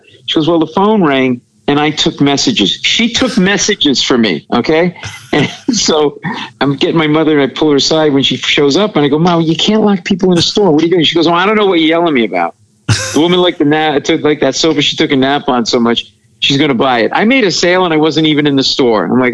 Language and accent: English; Providence, Rhode Island, United States; I grew up in Providence, Rhode Island